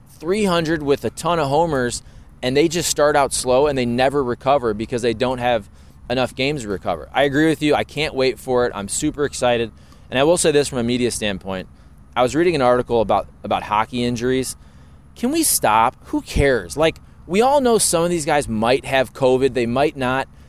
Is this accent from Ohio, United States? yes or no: yes; Ohio, United States; moved away; also born or lived in Michigan; growing up in Ohio, you're supposed to hate Michigan